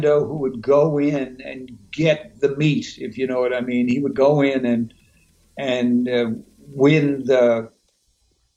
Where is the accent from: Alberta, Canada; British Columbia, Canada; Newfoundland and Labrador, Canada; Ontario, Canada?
Newfoundland and Labrador, Canada; moved away; also born or lived in New York / Los Angeles; I come from Newfoundland, Canada